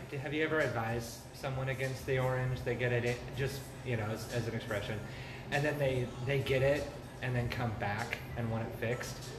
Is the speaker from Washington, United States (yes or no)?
yes; Central Washington, United States; I grew up in Central Washington